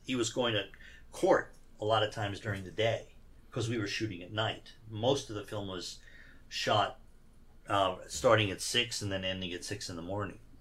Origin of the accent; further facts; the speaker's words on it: Iran; now in United States; even though I was born here, I grew up in Iran